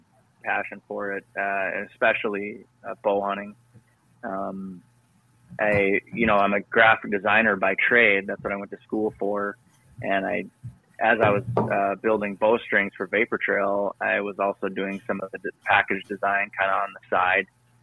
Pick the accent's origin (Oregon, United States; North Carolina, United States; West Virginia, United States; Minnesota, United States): Minnesota, United States; also born or lived in Duluth; I grew up in Northwest Minnesota. Went to school and on the other side of the state in Duluth, right off of Lake Superior.